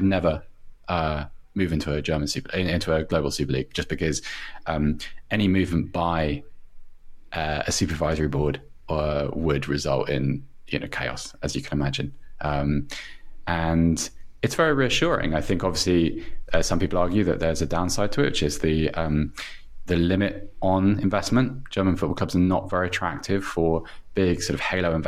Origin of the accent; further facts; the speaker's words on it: England, United Kingdom; I'm from England